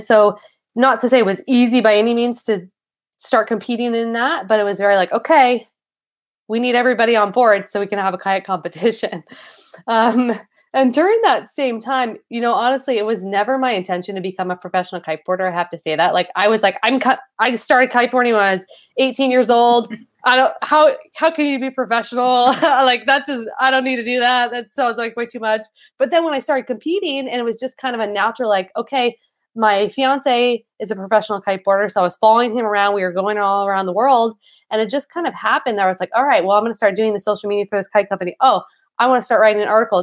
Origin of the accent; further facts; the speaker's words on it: Northern California, United States; I grew up in Northern California